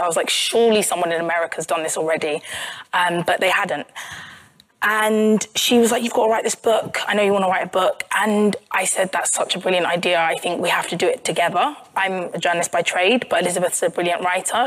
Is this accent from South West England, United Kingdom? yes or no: no; Croydon, London, United Kingdom; i'm from croydon which is in south london